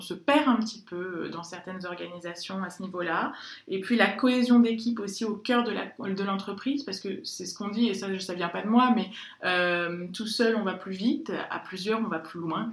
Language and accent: French; France; je suis française, je le revendique et j'en suis très fière